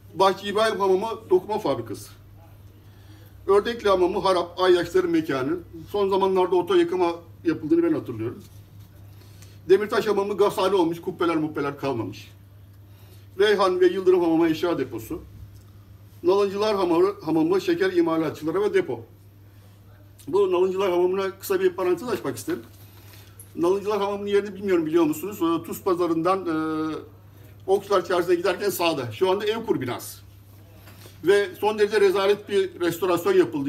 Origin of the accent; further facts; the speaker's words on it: Bursa, Turkey; 1963 e, Bursa doğumluyum. E, askerlik haricinde Bursa'dan hiç ayrılmadım. Hep Bursa'dayım.